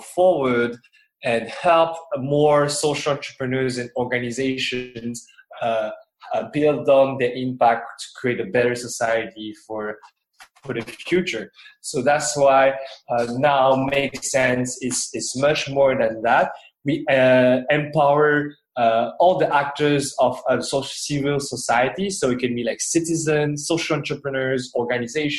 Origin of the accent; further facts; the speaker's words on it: Paris, Île-de-France, France; moved away as an adult; now in Philippines; I'm actually from France, in Paris.